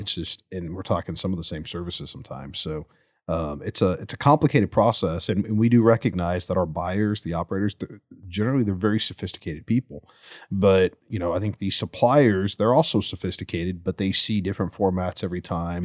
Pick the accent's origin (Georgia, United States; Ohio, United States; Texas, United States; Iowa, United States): Texas, United States; Spring, Tomball, Woodlands area; I grew up in the Northeastern area, Spring, Tomball, Woodlands area. Still live up there now